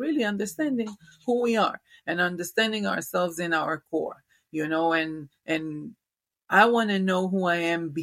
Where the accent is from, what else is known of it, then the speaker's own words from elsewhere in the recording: Israel; moved away; originally I'm from Israel, born and raised in Israel.